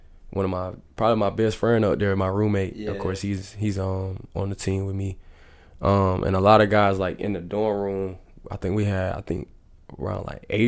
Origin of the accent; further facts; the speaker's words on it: Florence, South Carolina, United States; I like playing my hometown